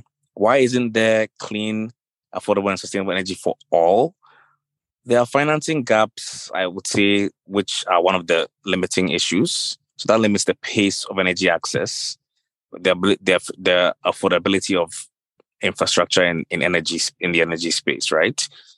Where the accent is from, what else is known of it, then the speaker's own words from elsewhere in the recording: Ghana; moved away as an adult; also born or lived in Accra, Ghana / Scotland, United Kingdom / London, United Kingdom; I'm Ghanaian. I studied here in Accra first for the beginning of my education, but then in the UK for my undergrad and postgrad degrees at St. Andrews in Scotland and the London School of Economics.